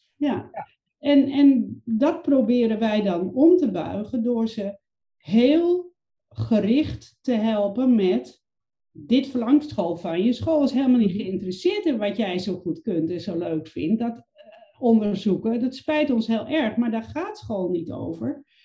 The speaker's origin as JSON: {"language": "Dutch", "region": "Overijssel", "country": "Netherlands", "tie": "born or raised there", "said": "Ik ben opgegroeid in een klein provinciestadje in Overijssel."}